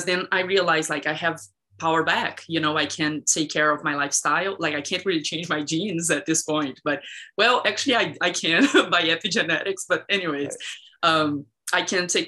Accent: Brazil; moved away; I was raised in Brazil

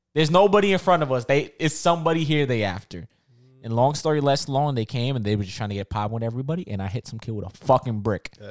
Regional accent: New York City, New York, United States; growing up in Rockaway

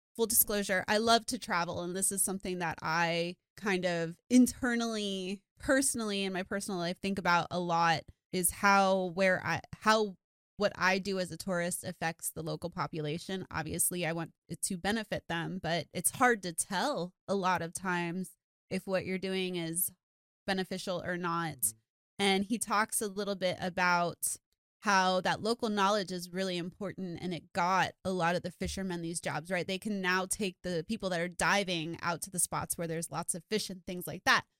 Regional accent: South Florida, United States; I grew up in South Florida and I grew up snorkeling

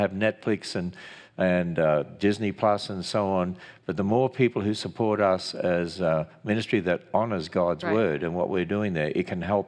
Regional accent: Australia; I'm an Australian.

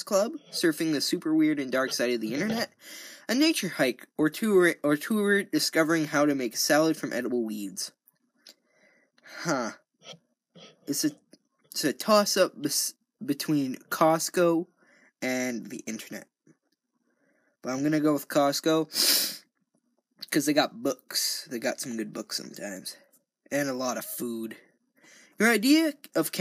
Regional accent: Canada; I'm Canadian

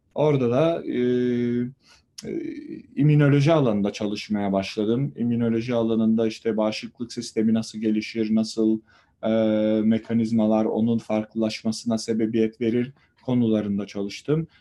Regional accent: Samandağ, Hatay, Turkey; Hatay'ın Samandağ ilçesinde doğdum

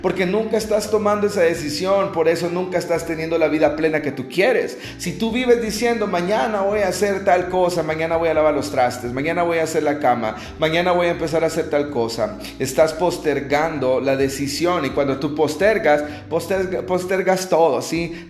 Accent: El Salvador; now in Guatemala City, Guatemala; actualmente yo soy salvadoreño, estoy fuera de mi país, estoy en un país cercano, no está ahí lejos, estoy en Guatemala, en la capital.

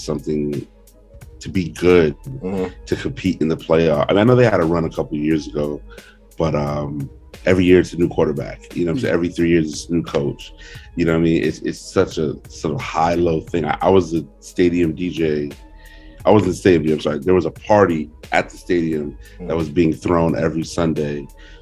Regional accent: suburbs of Phoenix, Arizona, United States; moved away; I'm from the suburbs. We're 10 minutes from Phoenix proper

